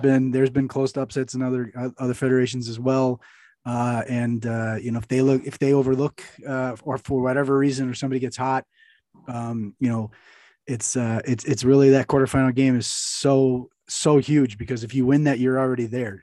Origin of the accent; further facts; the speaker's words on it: United States; as an American